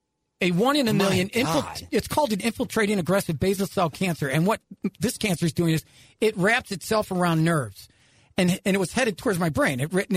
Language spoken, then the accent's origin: English; Ireland; And, you know, I'm Irish.